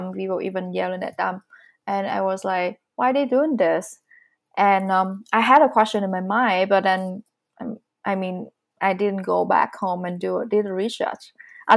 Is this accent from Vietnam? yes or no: yes; Vietnam; English is a second language; moved away as an adult; now in Calgary, Canada; I'm coming from Vietnam. I've been living in Canada for almost 4 years.